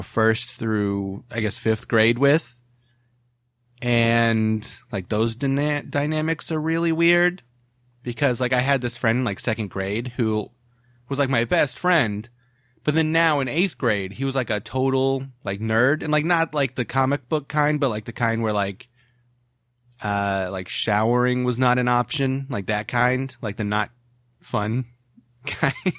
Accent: Ohio, United States; moved away as an adult; also born or lived in Williamsburg, Virginia; now in California, United States; "Hey, where are you from?" And I'd be like, "Ohio."

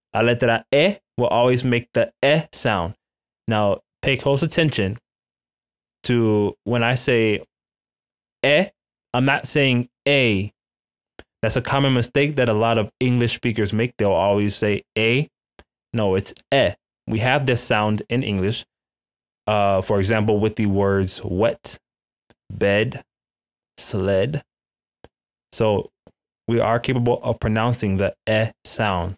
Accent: United States; I'm from the United States

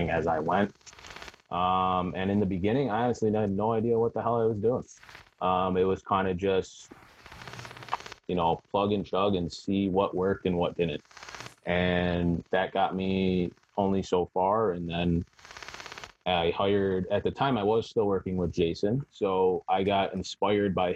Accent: Buffalo, New York, United States; I'm from Western New York, so Buffalo area

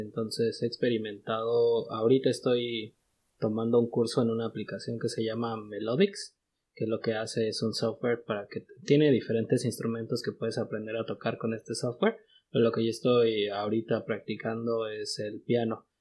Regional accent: Mexico; moved away as an adult; now in United States; nosotros que somos de México

